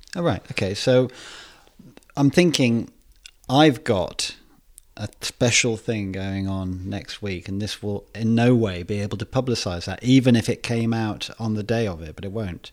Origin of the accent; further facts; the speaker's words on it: Worcester, West Midlands, United Kingdom; my hometown of Worcester